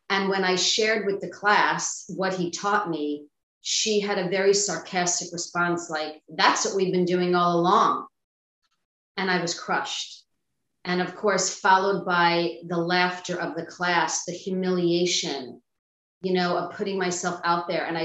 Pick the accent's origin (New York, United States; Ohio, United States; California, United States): New York, United States; Long Island; I grew up in New York um, on Long Island.